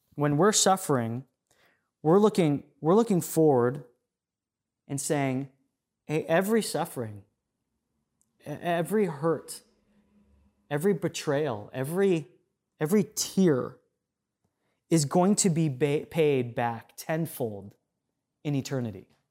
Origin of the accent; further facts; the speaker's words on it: United States; us as American Christians